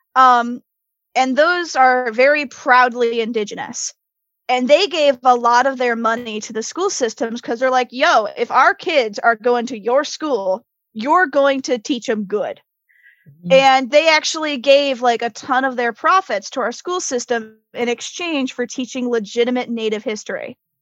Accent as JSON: {"language": "English", "region": "Connecticut", "country": "United States", "tie": "born or raised there", "also_born_or_lived": "Florida / Michigan", "moved": "as an adult", "lives_now": "South Florida, United States", "said": "I was actually raised in Connecticut because of military"}